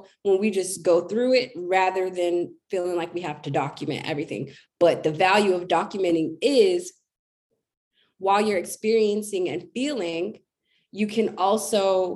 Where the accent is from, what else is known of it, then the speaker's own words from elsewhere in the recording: United States; an American Black girl